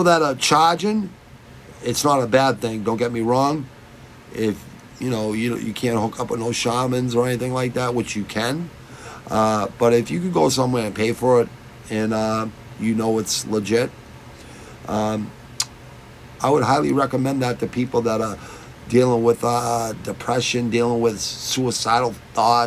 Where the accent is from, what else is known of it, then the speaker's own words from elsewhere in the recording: United States; I was born in America